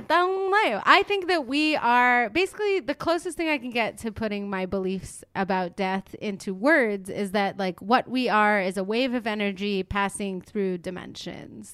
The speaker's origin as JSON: {"language": "English", "town": "Montreal", "region": "Quebec", "country": "Canada", "moved": "yes", "said": "a classic Montreal attitude on my part"}